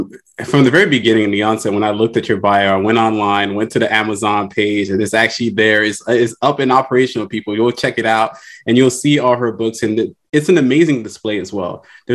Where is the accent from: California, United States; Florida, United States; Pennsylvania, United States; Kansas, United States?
Florida, United States; Miami-Dade; because I'm also from Miami-Dade